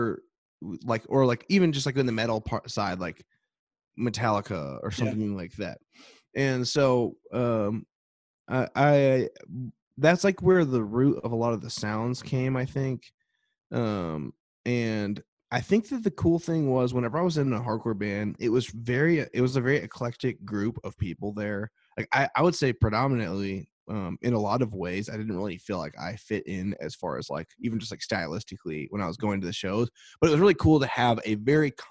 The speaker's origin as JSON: {"language": "English", "town": "Grapevine", "region": "Texas", "country": "United States", "tie": "born or raised there", "moved": "yes", "lives_now": "Nashville, United States", "said": "I'm from Texas originally. I'm from Grapevine, which is where, if you've ever flown into Dallas-Fort Worth, that's like where the airport is."}